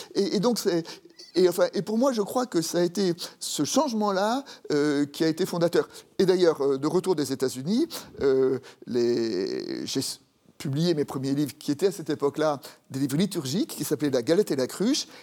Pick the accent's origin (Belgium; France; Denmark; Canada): France; Paris, Île-de-France; also born or lived in Dijon; j'ai grandi à Paris, tout simplement parce que mon père est monté à Paris pour trouver du travail